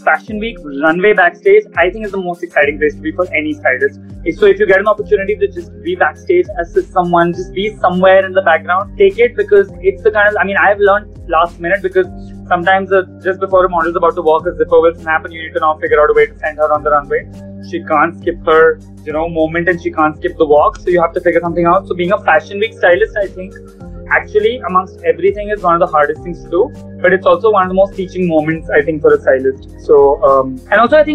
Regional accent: Delhi, India; now in Mumbai, India

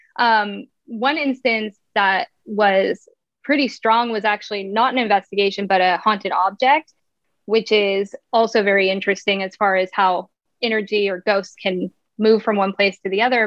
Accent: Montana, United States; moved away as an adult; now in Spokane, United States; I'm originally from Montana, but I've been in Spokane, Washington for 11 years

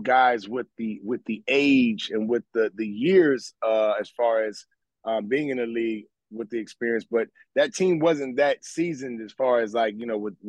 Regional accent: Memphis, Tennessee, United States; I'm from Memphis

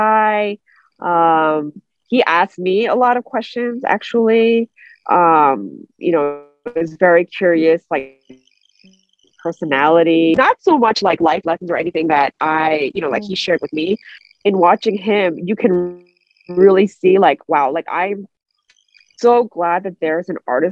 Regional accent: United States; I'm not 100% fluent, you know, because I was raised in America

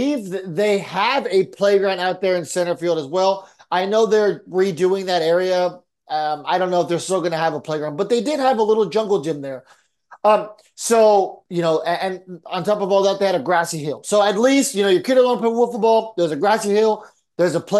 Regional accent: San Diego, California, United States; moved away; also born or lived in Texas; growing up in San Diego

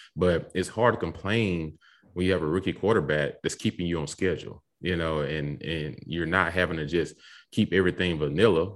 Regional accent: Mississippi, United States; I grew up in Mississippi

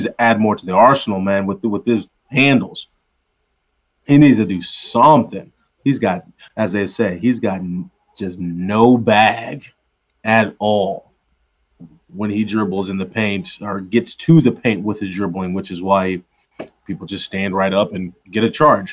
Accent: Missouri, United States; I grew up in Missouri

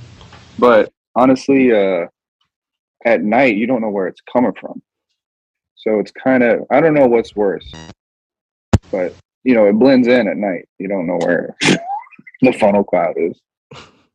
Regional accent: Kansas, United States; moved away as an adult; now in West Coast, United States; I'm from Kansas, man. This shit's flat as hell out there.

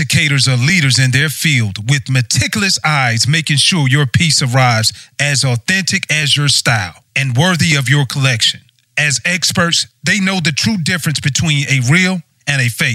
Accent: Georgia, United States; I grew up in Georgia.

